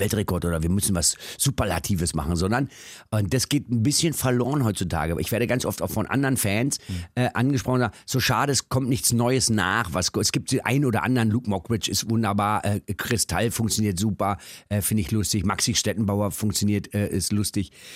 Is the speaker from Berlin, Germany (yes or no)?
yes; Berlin, Germany; also born or lived in Düsseldorf / Cologne; ich bin ja in Kreuzberg groß geworden